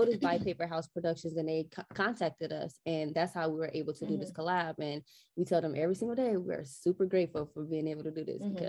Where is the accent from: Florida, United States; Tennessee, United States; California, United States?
California, United States; Los Angeles; Keep in mind, we're from Los Angeles, so it's not like we have to ship product to actually complete our table.